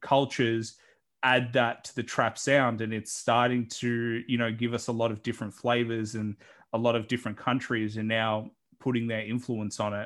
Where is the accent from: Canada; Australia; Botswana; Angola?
Australia; accent: Australian; I know that's my accent